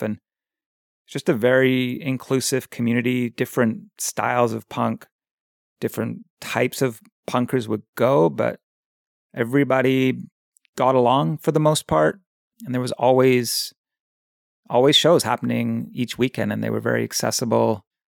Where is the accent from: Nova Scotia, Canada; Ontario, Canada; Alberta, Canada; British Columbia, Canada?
British Columbia, Canada; Victoria; also born or lived in England; now in Pender Island, Canada; I grew up in England, and our family moved to Victoria when I was about nine years old. And so I consider Victoria my hometown. That's where I went to high school and grew up for most of my childhood, from like nine until twenty.